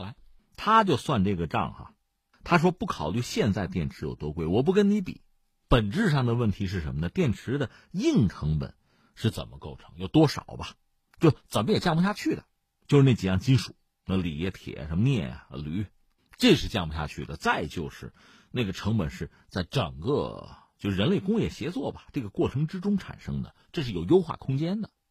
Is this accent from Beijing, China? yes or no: no; Hebei, China; 我作为河北人，我就有， 我希望我们发展得很好、很快